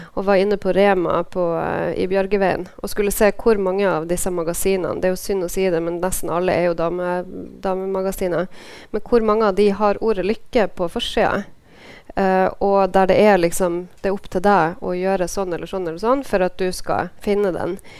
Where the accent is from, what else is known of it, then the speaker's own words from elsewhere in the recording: Norway; landet mitt